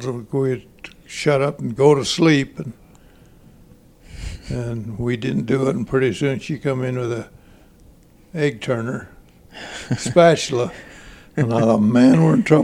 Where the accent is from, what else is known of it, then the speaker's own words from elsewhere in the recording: Delta, Utah, United States; also born or lived in San Juan Capistrano, California; I was 2 years old when they put me on the train and shipped me back to Delta